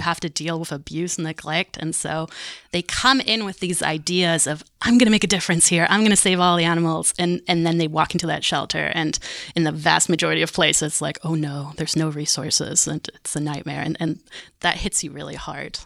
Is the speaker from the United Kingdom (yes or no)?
no; Germany; moved away; also born or lived in Montreal, Canada; So I'm German. I grew up in Germany.